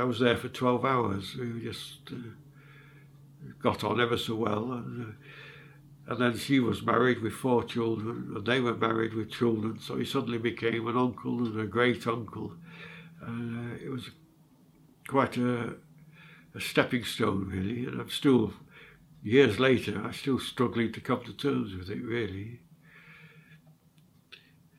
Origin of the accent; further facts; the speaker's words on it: Sheffield, Yorkshire and the Humber, United Kingdom; accent: northerner; also born or lived in London; I was born in London, in Islington, but I was adopted after 9 months and taken to Sheffield. This is where I get my accent from. I'm more northerner, really.